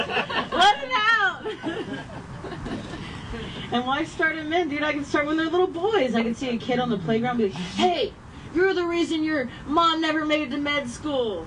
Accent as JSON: {"language": "English", "region": "Ohio", "country": "United States", "tie": "born or raised there", "moved": "yes", "said": "I grew up in Ohio."}